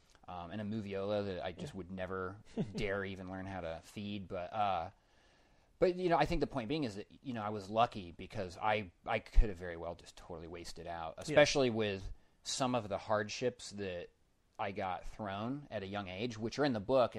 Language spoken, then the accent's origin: English; Denver, Colorado, United States; I grew up in Denver. There's not a lot of arts and entertainment being promoted in the school systems there.